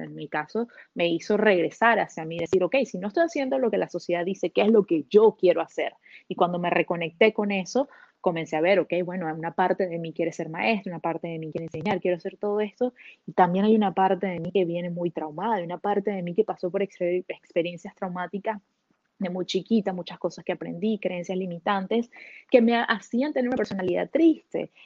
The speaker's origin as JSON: {"language": "Spanish", "country": "Venezuela", "moved": "as an adult", "lives_now": "Canada", "said": "yo soy venezolana de origen, pero llevo 10 años viviendo en Canadá."}